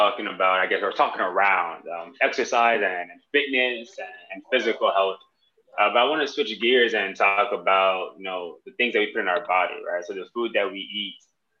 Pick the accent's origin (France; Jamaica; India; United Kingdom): Jamaica; I'm Jamaican